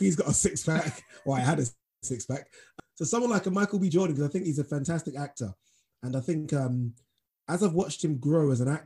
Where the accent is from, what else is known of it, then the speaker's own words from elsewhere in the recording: Nigeria; Being Nigerian myself